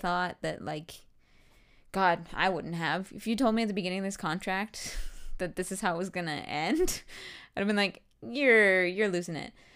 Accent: Canada; as a Canadian

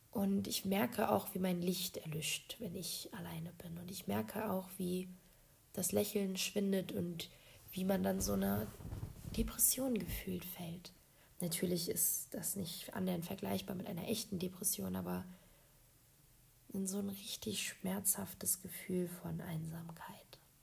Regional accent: Berlin, Germany; moved away as an adult; now in Poland; ich bin eine geborene Berlinerin

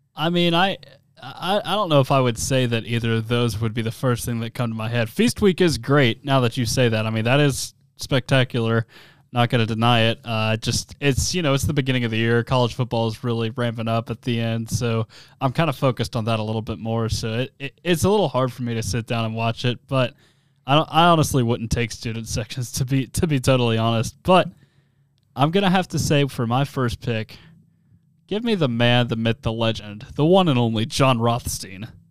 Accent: Nashville, Tennessee, United States; I'm obviously from Tennessee. I'm from S E C country.

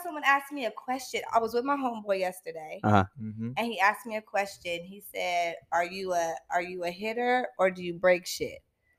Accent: Los Angeles, California, United States; I'm from, I guess they call it South Central.

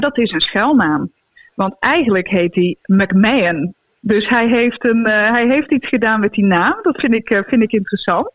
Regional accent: North Brabant, Netherlands; ik kom uit het, eh, uit het Brabantse land

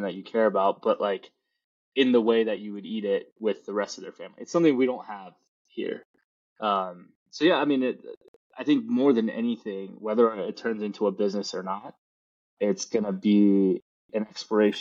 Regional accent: Chennai, Tamil Nadu, India; now in United States; India is, I mean, me growing up there, it's a special place

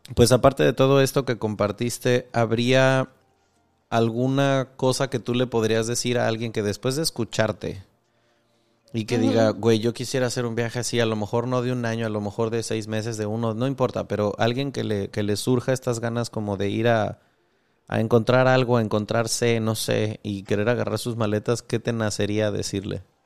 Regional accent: Mexico

